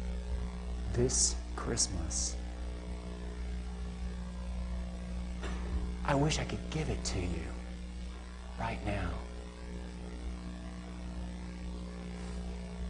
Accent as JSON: {"language": "English", "country": "United States", "said": "I'm an American"}